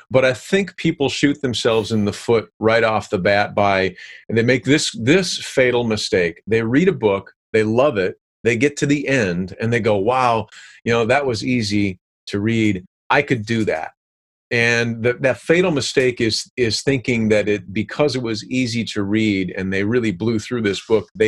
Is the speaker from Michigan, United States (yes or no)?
yes; Michigan, United States; i lived on i grew up on the AuSable river i was a fly fisherman